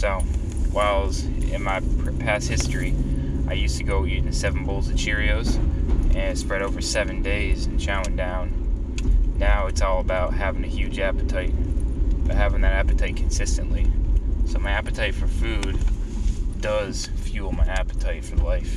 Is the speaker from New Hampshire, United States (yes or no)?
yes; New Hampshire, United States; I love growing up in New Hampshire